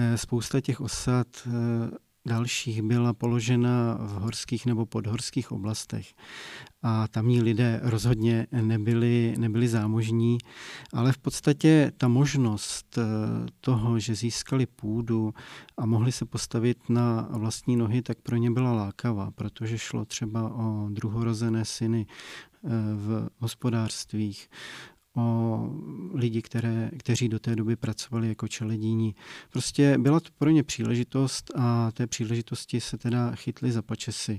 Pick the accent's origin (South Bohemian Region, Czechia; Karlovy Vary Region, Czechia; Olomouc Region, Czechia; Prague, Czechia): Olomouc Region, Czechia; Jeseník region; tady u nás na Jesenicku